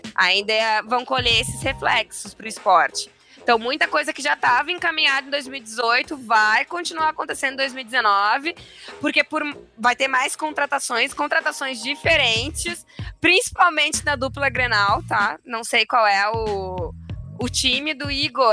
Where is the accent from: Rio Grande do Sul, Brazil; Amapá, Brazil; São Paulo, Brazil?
Rio Grande do Sul, Brazil; sou gaúcho